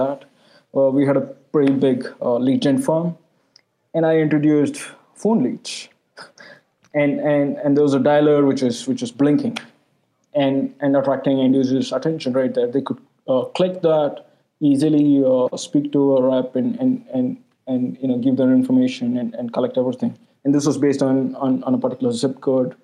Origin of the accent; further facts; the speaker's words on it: India; I'm an Indian